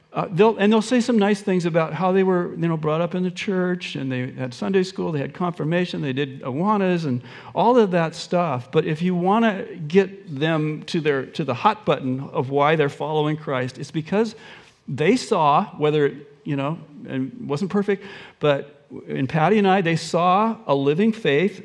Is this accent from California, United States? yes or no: no; Olympia, Washington, United States; also born or lived in Mercer Island, Washington; I grew up in Olympia and uh, w- went to the University of Washington